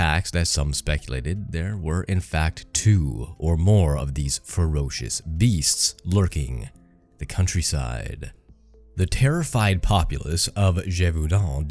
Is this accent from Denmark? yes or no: no; Canada; with me being Canadian